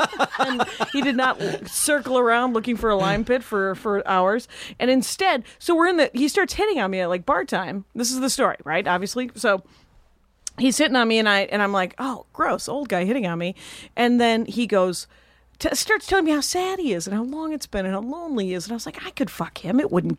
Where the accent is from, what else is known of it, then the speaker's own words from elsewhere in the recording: Milwaukee, Wisconsin, United States; This is in Milwaukee. I grew up in Milwaukee.